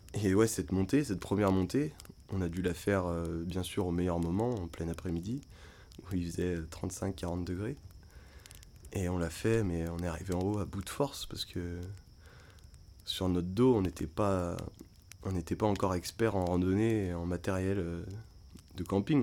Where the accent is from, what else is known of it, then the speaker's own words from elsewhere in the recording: Beaujolais, Auvergne-Rhône-Alpes, France; on vient du Beaujolais